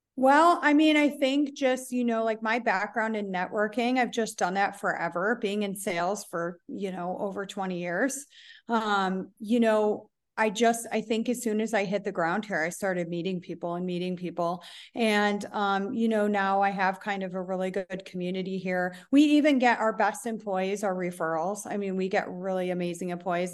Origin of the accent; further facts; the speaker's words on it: Buffalo, New York, United States; moved away as an adult; also born or lived in Scottsdale, Arizona; now in Tulum, Mexico; I'm actually originally from Buffalo, New York